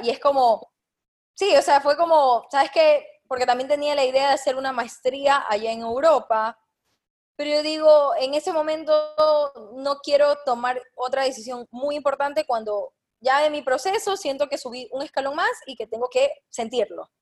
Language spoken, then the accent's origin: Spanish; Guayaquil, Guayas, Ecuador; yo soy de Guayaquil